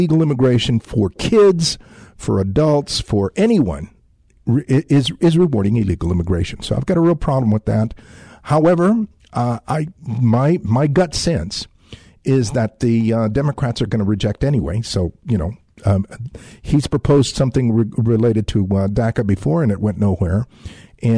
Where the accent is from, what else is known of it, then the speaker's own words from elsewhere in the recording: San Antonio, Texas, United States; as an American of Mexican descent who grew up here in San Antonio, you know, on the south side of San Antonio